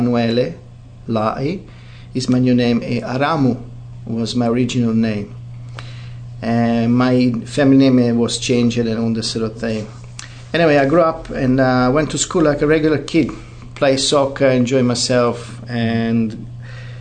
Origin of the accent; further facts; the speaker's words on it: Italy; now in New Zealand; I was born in Italy, 1973, and I was left in an orphanage